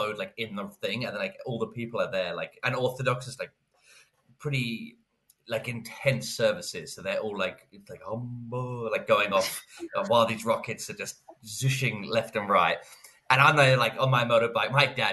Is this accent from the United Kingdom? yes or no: yes; Lewes, South East England, United Kingdom; my hometown is on that list